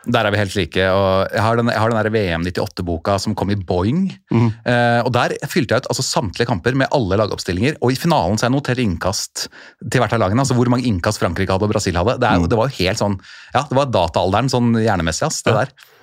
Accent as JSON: {"language": "Norwegian", "region": "Oslo", "country": "Norway", "tie": "born or raised there", "said": "jeg er jo født og oppvokst på Oslo øst"}